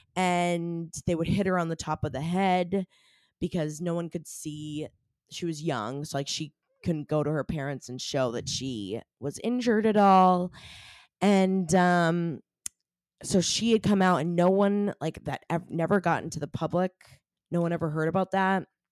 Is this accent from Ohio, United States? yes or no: no; Maine, United States; I'm from Maine. I was living in Maine at the time